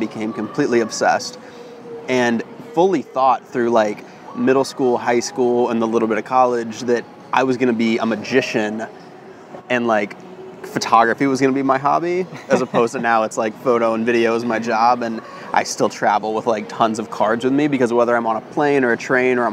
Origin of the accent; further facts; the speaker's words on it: Tallahassee, Florida, United States; also born or lived in Pensacola, Florida; now in New York, United States; I sort of considered Tallahassee my hometown. It's where I really lived the majority of my life.